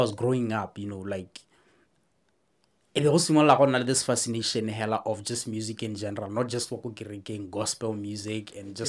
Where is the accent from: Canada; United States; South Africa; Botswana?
Botswana; Palapye, Central District; I was born and raised in Phalaphe.